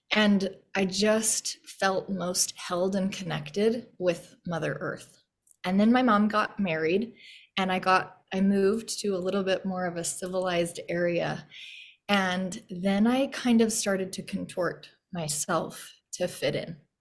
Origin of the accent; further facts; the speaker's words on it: Yost, Utah, United States; moved away as an adult; also born or lived in Logan; now in Boise, United States; growing up in Yost, Utah, which was about population seven